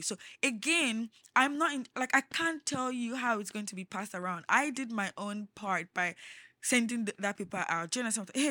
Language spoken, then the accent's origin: English; Lagos, Nigeria; also born or lived in Osun State / Abuja; I grew up in Lagos. I lived all my life in Lagos.